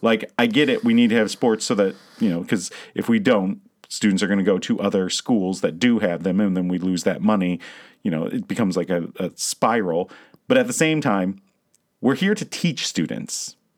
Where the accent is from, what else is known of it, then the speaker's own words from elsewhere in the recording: Virginia, United States; also born or lived in Loudoun County, Virginia; now in Michigan, United States; I'm from Virginia